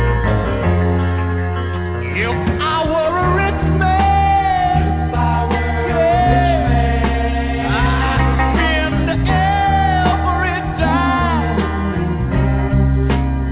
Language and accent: English; Pomona, California, United States; Pomona, my hometown